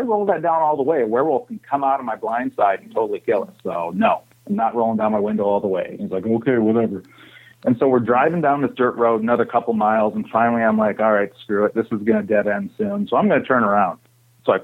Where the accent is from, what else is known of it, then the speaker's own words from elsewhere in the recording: Saginaw, Michigan, United States; Where I grew up in Saginaw, I'd say Dow Chemical was maybe another 10 miles away